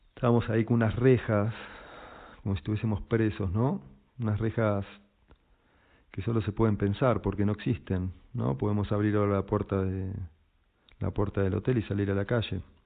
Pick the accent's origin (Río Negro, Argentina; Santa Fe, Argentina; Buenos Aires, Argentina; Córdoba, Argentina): Buenos Aires, Argentina; moved away as an adult; also born or lived in Pisac, Peru; soy argentino, nací en Buenos Aires